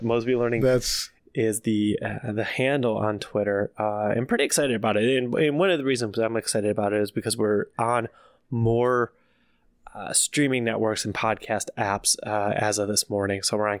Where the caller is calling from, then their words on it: Dallas-Fort Worth Metroplex, Texas, United States; calling from the DFW Metroplex.